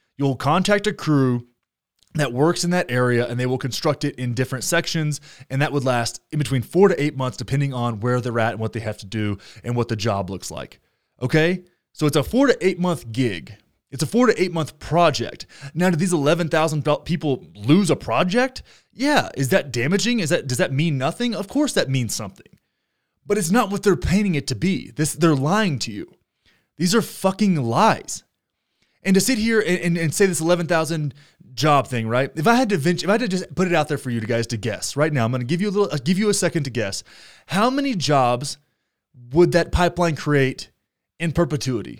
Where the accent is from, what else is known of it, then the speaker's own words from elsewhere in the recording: Texas, United States; I'm from Texas 'cause I am